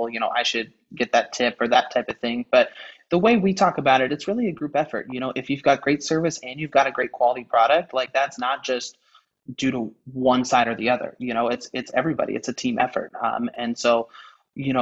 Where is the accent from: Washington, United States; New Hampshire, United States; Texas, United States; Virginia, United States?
Washington, United States; Maple Valley; I grew up in Maple Valley where our second store is